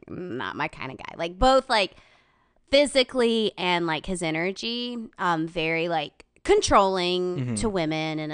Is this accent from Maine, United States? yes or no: no; Gaffney, South Carolina, United States; also born or lived in New York; I'm from South Carolina